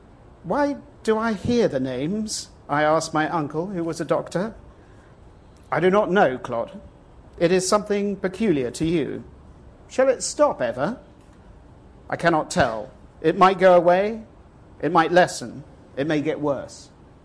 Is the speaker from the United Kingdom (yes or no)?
yes; England, United Kingdom; now in Texas, United States; I live in Texas, but I'm not Texan. And living in Texas, I found that I missed England desperately, and I desperately wanted somehow to go back.